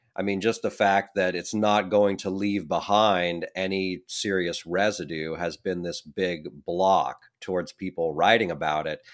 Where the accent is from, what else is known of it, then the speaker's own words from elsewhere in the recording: Oregon, United States; accent: Oregonian; also born or lived in France; born and raised in Oregon, like myself